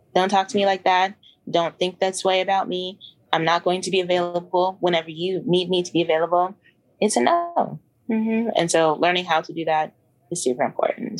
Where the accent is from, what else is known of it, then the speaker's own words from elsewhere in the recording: Kentucky, United States; moved away as an adult; also born or lived in Georgia / Denver, Colorado; now in Shenzhen, China; I grew up in Kentucky